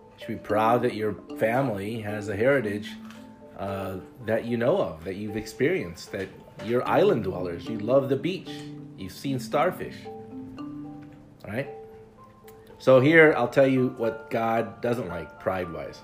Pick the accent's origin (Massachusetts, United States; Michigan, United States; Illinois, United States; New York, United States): Illinois, United States; Chicago; I'm a brown guy growing up in the city of Chicago